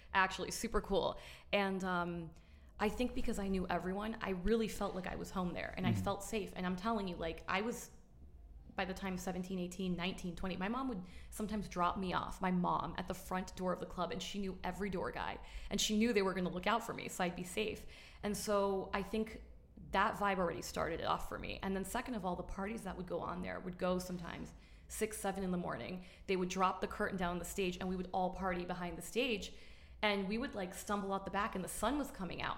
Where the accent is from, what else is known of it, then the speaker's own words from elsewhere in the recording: Miami, Florida, United States; also born or lived in New York, United States; we moved to Miami